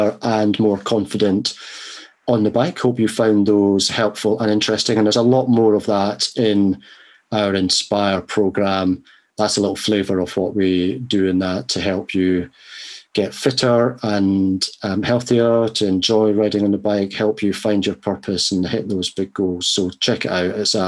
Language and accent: English; Scotland, United Kingdom; moved away; my home country in Scotland